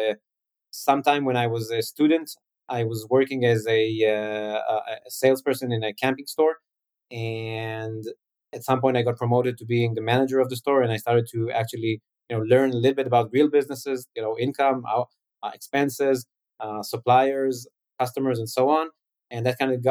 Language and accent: English; Jerusalem, Jerusalem District, Israel; growing up in Jerusalem